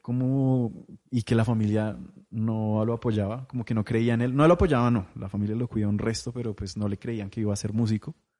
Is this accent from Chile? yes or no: no; Popayán, Cauca, Colombia; now in Bogotá, Colombia; yo crecí en Popayán